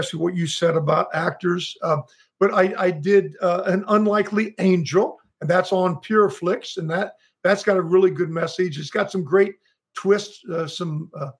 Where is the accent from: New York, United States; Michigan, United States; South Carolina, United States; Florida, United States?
Florida, United States; South; also born or lived in Tennessee / West Palm Beach / California; now in San Diego, United States; my early years were Southern Florida and a year or two in Tennessee